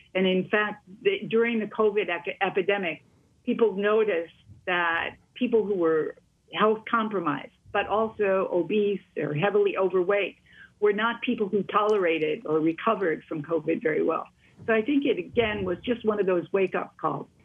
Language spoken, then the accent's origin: English; Wisconsin, United States; I come from Wisconsin.